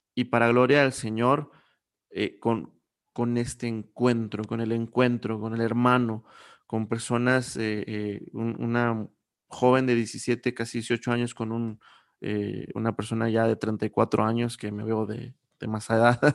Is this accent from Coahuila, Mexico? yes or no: yes; Coahuila, Mexico; Yo soy de Coahuila